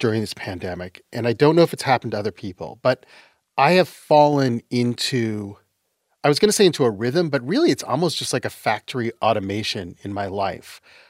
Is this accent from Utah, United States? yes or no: yes; Utah, United States; also born or lived in Canada; I was born in Canada. And I was raised in Utah.